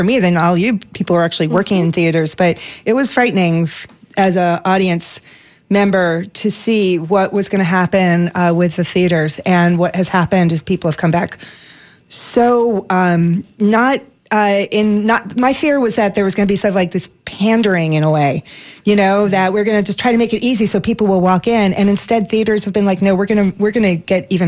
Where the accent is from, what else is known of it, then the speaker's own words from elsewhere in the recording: New York City, New York, United States; I grew up in New York City